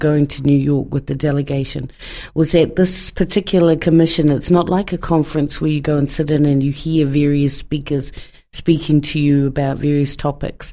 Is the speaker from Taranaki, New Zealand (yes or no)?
no; Porirua, Wellington, New Zealand; moved away as an adult; now in Dunedin, New Zealand; And I was born in Wellington and raised in Porirua, and all of my schooling was in Porirua